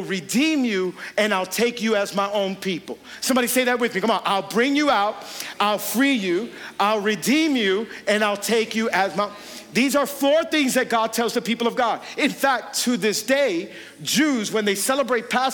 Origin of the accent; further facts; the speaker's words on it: Hialeah, Florida, United States; I grew up in Hialeah. You could take me out of Hialeah, but then you got to get Hialeah out of me